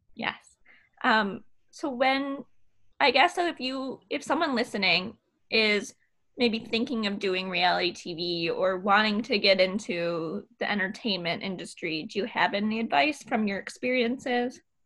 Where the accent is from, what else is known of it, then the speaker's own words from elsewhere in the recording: Michigan, United States; I was been born and raised in Michigan.